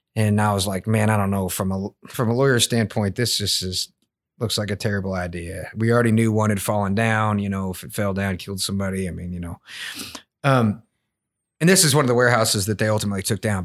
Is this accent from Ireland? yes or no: no; Woodford County, Kentucky, United States; I grew up in Woodford County